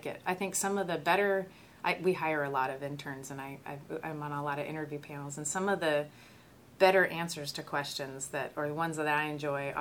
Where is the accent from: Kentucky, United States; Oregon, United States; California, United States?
California, United States; Southern; moved away as an adult; also born or lived in San Diego, California; now in New Mexico, United States; I grew up in Southern California